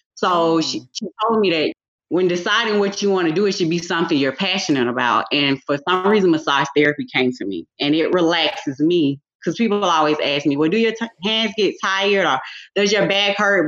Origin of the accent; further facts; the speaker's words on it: Decatur, Georgia, United States; also born or lived in Atlanta, Georgia; I was born in Atlanta, Georgia. I was raised and grew up in Decatur, Georgia